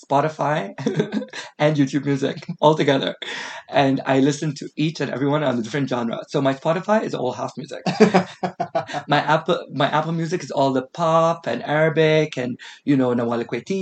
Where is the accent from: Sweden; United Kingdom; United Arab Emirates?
United Arab Emirates; also born or lived in Australia; growing up in an Emirati household